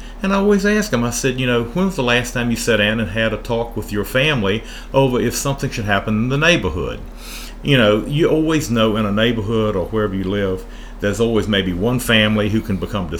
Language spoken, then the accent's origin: English; Appomattox, Virginia, United States; moved away as an adult; also born or lived in Savannah, Georgia / central Pennsylvania; I was born here in Central Virginia in Appomattox.